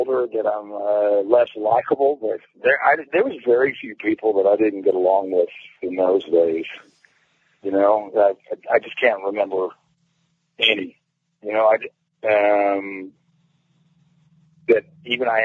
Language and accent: English; Cape Town, Western Cape, South Africa; moved away; in my hometown, Cape Town